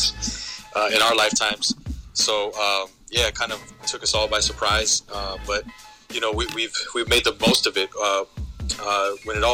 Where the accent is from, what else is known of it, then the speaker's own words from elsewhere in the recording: Montebello, California, United States; growing up in Montebello